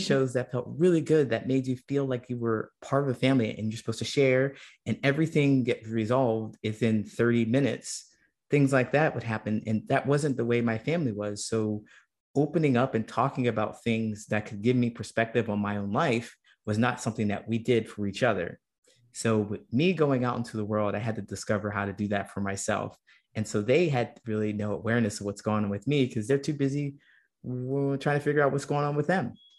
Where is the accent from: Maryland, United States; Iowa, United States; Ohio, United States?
Ohio, United States; when I was a kid and growing up in Ohio